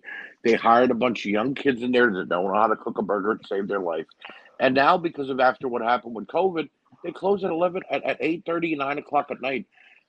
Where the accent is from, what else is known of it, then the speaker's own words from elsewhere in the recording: New Jersey, United States; we're all born and bred in New Jersey